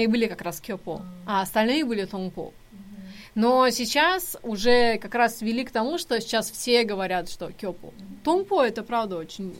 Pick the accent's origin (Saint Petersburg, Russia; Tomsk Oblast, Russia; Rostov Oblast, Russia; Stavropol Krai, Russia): Tomsk Oblast, Russia; Tomsk; moved away; я же из Сибири, и у нас очень много корейцев. Тем более, что вообще в Томске очень много университетов